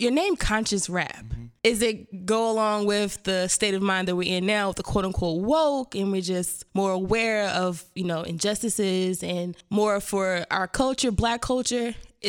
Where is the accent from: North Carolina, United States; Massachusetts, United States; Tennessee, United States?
North Carolina, United States; I'm from North Carolina, born and raised.